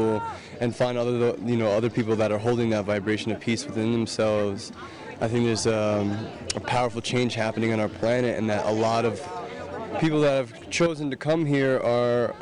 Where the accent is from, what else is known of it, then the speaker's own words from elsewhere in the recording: New York City, New York, United States; I'm from New York City.